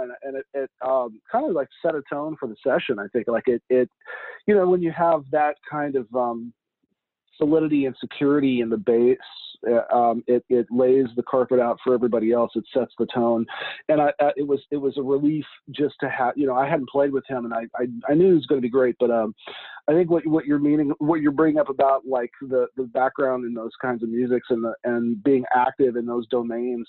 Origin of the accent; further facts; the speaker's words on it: Liberty, Missouri, United States; moved away as an adult; also born or lived in Bloomington, Indiana; now in New York, United States; I'm originally from the Kansas City, Missouri area. I grew up in a town called Liberty, which is a suburb